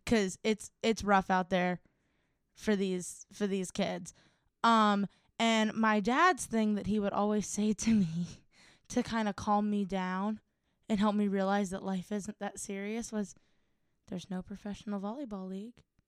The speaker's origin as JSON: {"language": "English", "town": "Cleveland", "region": "Ohio", "country": "United States", "said": "we are from Cleveland"}